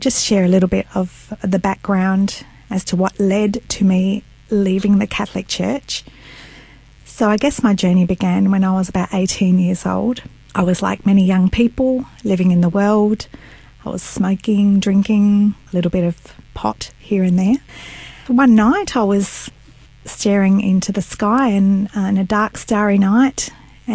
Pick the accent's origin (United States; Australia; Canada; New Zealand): Australia; my parents are Italian, and they migrated to Australia, and I was born in Australia